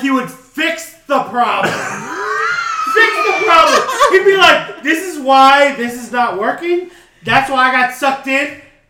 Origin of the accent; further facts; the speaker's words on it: United States; I was born in America, bitch.